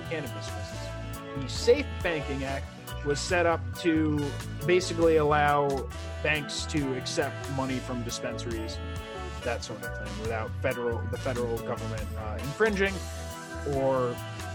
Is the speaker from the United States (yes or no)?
yes; New York, United States; I'm from New York